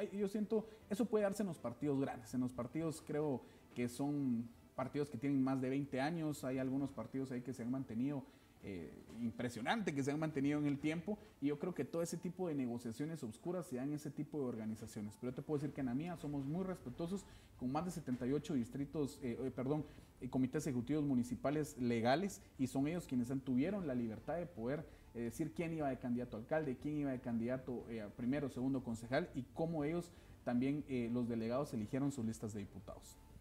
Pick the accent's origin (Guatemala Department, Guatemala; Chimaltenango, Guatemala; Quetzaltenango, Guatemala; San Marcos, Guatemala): Quetzaltenango, Guatemala; el lugar de donde yo soy, mi ciudad, mi departamento